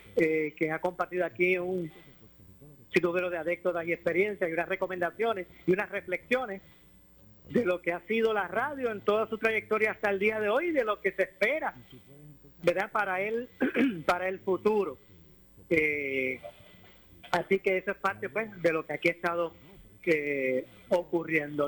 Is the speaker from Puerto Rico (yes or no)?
yes; Puerto Rico; como puertorriqueño